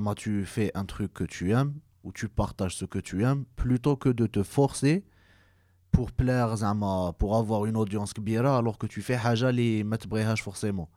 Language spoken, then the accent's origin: French; Algeria; حنا en tant qu'algérien